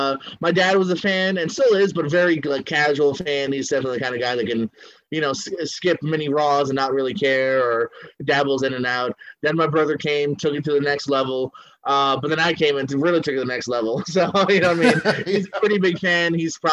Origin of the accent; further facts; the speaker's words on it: Florida, United States; also born or lived in Bristol, Connecticut; Florida here, man. Yeah. Okay. We moved. Bristol, Connecticut is where I was born.